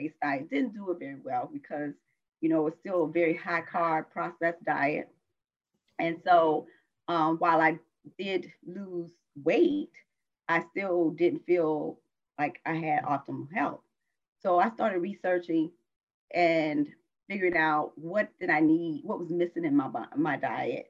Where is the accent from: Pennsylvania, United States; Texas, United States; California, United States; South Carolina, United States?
South Carolina, United States; moved away as an adult; also born or lived in Washington, District of Columbia, United States; I was born in South Carolina.